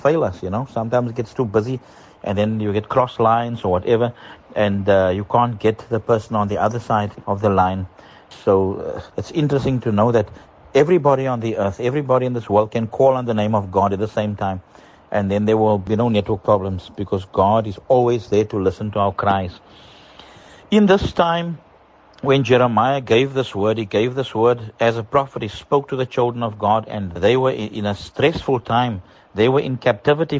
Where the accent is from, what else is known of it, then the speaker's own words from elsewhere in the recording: South Africa; moved away as an adult; now in Dar es Salaam, Tanzania; My family and myself, we are from South Africa and we're residing in Tanzania